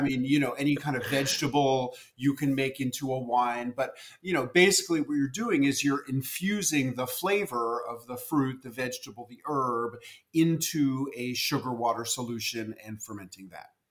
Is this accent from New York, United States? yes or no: yes; New York City, New York, United States; as a kid growing up in New York City, I loved pickles